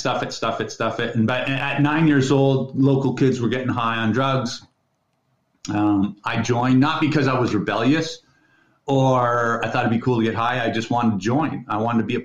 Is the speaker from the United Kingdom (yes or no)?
no; Midland, Ontario, Canada; now in British Columbia, Canada; I grew up in Midland, Ontario.